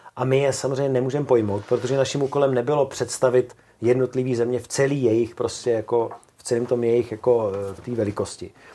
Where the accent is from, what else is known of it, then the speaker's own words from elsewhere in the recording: Czechia; My třeba jako Češi